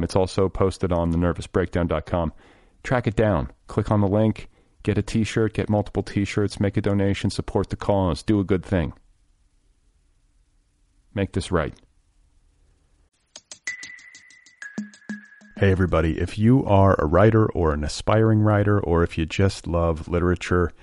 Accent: Indiana, United States; moved away; I grew up partially in Indiana

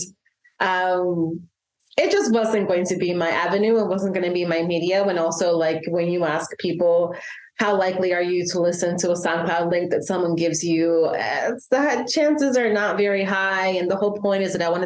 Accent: El Salvador; moved away; I was born and raised in El Salvador till 2000, the year like 2000, and I grew up in the aftermath of the Civil War

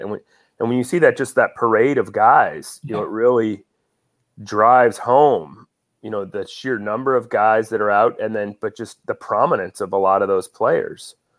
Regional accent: San Francisco Bay Area, California, United States; moved away; I grew up in the San Francisco Bay Area.

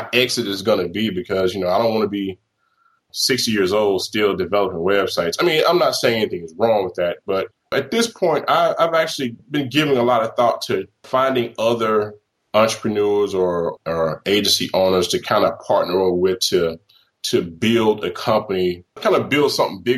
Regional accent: Mississippi, United States; moved away; I'm originally from Mississippi

